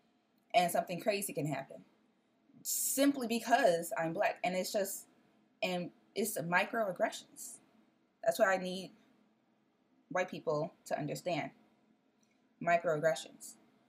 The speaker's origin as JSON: {"language": "English", "town": "Chicago", "region": "Illinois", "country": "United States", "also_born_or_lived": "Decatur, Illinois", "said": "I'm from Chicago"}